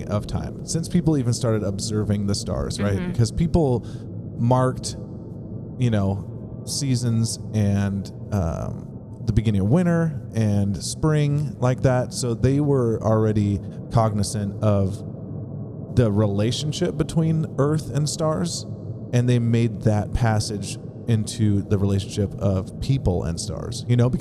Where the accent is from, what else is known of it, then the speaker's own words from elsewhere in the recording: California, United States; I was born in Cali